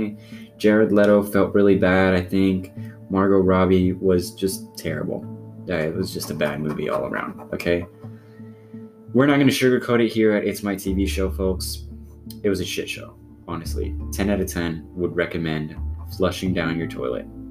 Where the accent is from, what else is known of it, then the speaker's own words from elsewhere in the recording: United States; I speak as an American from an American perspective